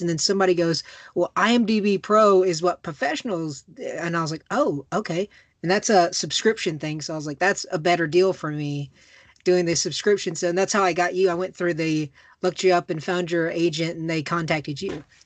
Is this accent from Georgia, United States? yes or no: yes; Macon, Georgia, United States; I'm like the middle of Georgia. I'm from Macon